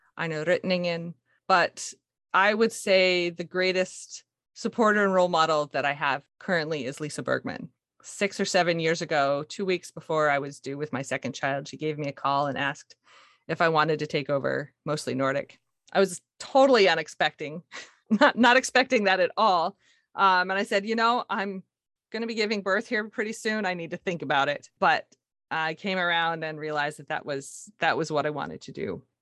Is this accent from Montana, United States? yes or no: yes; Montana, United States; now in Seattle, United States; I grew up in Montana, of all places. My parents moved there when I was one from Seattle. So I was born here, actually